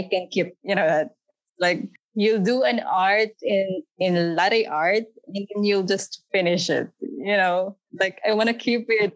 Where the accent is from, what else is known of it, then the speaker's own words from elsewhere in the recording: Philippines; moved away as an adult; now in United Arab Emirates; I'm from Philippines. And then I've been here in UAE for 5 days. 5 years, I mean.